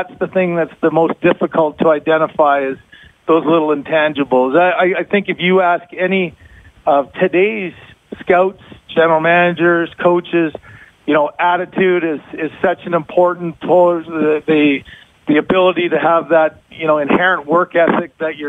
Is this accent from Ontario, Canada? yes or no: yes; London, Ontario, Canada; London, Ontario.